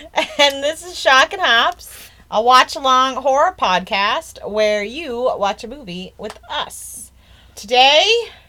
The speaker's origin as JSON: {"language": "English", "country": "United States"}